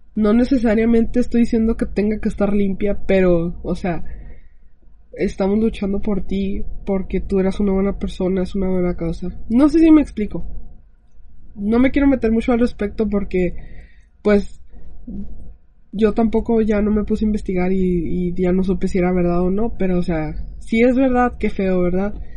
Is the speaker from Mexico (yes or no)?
yes; Mexico